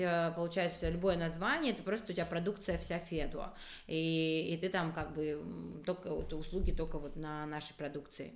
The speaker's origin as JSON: {"language": "Russian", "region": "Abkhazia", "country": "Georgia", "tie": "born or raised there", "moved": "yes", "said": "я вообще из Абхазии же сама, mm-hmm. и вот в Абхазии я помню, что когда-то, когда я жила"}